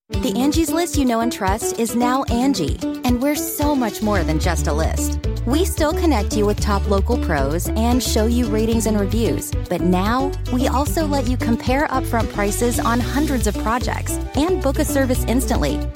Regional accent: Massachusetts, United States; I'm born and raised in Massachusetts.

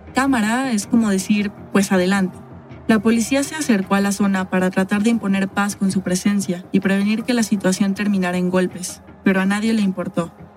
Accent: Mexico; also born or lived in Mexico City

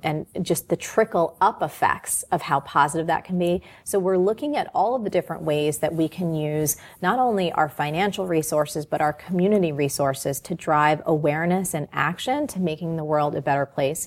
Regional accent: New Jersey, United States; I'm from New Jersey.

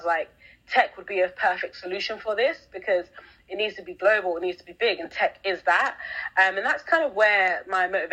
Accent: London, United Kingdom; I grew up in London, England. So literally I was born here and have been here ever since, 27 now.

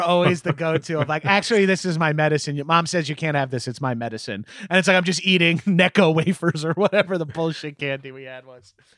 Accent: Long Island, New York, United States; I'm from Long Island, very mall culture, uh, heavy

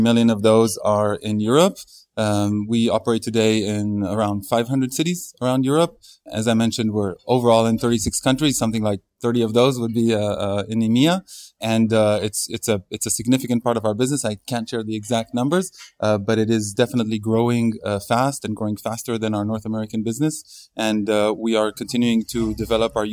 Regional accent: Israel; I'm originally from Israel

